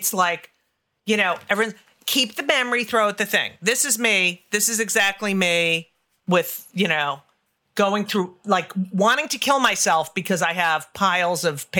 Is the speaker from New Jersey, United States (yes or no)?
yes; New Jersey, United States; I grew up in New Jersey